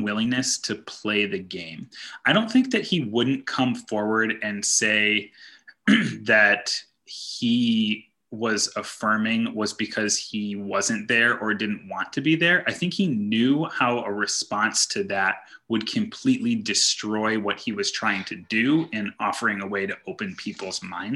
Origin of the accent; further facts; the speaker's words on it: Michigan, United States; I grew up in Michigan like Angie did, also not in Grand Rapids